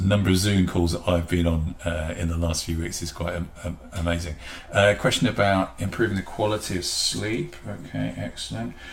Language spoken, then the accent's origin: English; England, United Kingdom; as English people